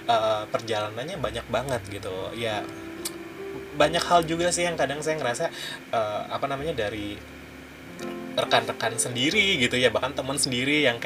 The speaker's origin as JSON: {"language": "Indonesian", "town": "Cirebon", "region": "West Java", "country": "Indonesia", "said": "kan sama asalnya saya dari Cirebon"}